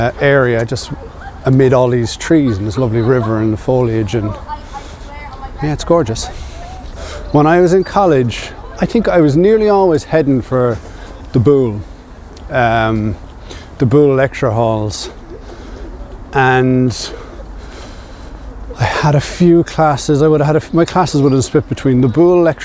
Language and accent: English; Passage West, Munster, Ireland; I'm from Passage West and I went to school in St. Peter's